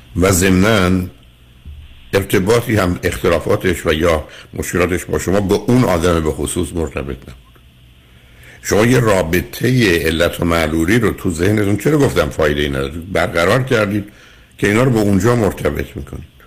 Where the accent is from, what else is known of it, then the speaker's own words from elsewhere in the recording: Iran; ما به نوعی که در یک کشوری مانند ایران بزرگ شدیم